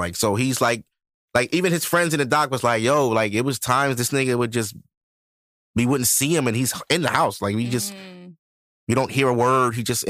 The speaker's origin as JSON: {"language": "English", "region": "Ohio", "country": "United States", "said": "first of all, I'm from Ohio. The Cincinnati Bengals just lost the Super Bowl."}